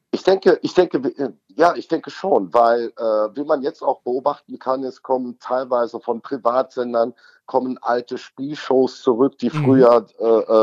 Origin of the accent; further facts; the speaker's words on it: North Rhine-Westphalia, Germany; bei uns in Nordrhein-Westfalen